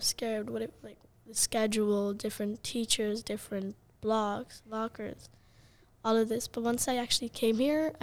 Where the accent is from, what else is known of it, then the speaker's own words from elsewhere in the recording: Prague, Czechia; my whole life I have lived in Czech Republic and in the same house, same village.